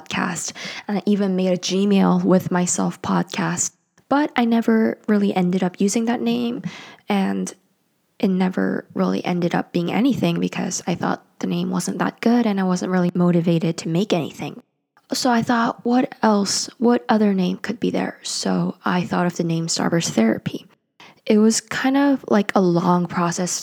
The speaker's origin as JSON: {"language": "English", "country": "South Korea", "tie": "born or raised there", "also_born_or_lived": "United States", "second_language": "English", "lives_now": "Seoul, South Korea", "said": "I am from South Korea and I currently live in Seoul, South Korea"}